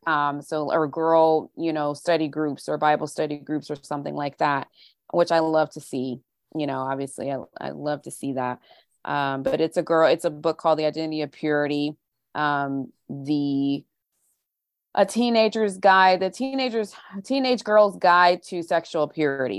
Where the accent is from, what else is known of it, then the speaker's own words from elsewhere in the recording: St. Louis, Missouri, United States; moved away as an adult; also born or lived in California / England / Wichita, Kansas / Tulsa, Oklahoma; pretty much spent the rest of my childhood up, up, all the way up through high school in the Saint Louis area.